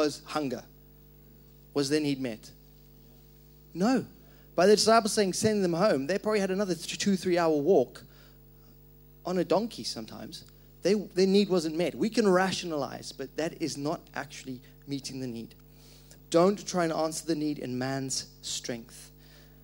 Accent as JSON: {"language": "English", "country": "Zimbabwe", "tie": "born or raised there", "moved": "yes", "said": "I grew up in Zimbabwe, and our culture"}